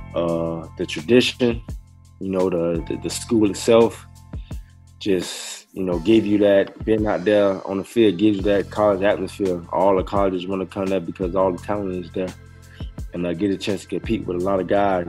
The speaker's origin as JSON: {"language": "English", "town": "Miami", "region": "Florida", "country": "United States", "tie": "born or raised there", "also_born_or_lived": "Nebraska", "moved": "as an adult", "said": "Born and raised Miami, Florida, 305"}